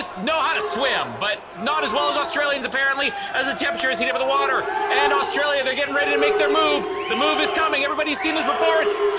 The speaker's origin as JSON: {"language": "English", "country": "Canada", "said": "that's what you're looking for as a Canadian."}